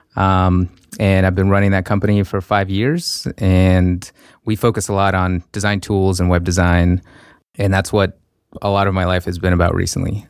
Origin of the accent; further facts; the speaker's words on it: Russia; moved away; I grew up in Russia